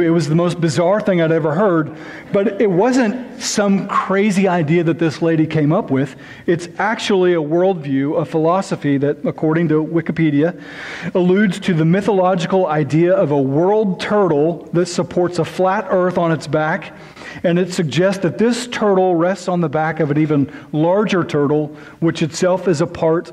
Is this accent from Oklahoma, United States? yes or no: yes; near Lake Thunderbird, Oklahoma, United States; just about 20 or 30 minutes away from my hometown